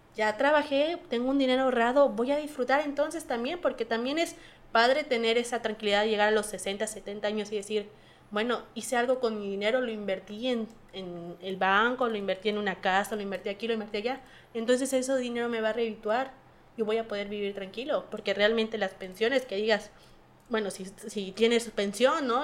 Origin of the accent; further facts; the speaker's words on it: Mexico; nos falta a nosotros como mexicanos